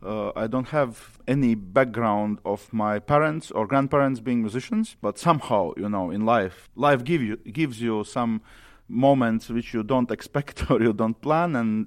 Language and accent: English; Riga, Latvia; I'm a conductor from Latvia, from Riga, and I'm 40 years old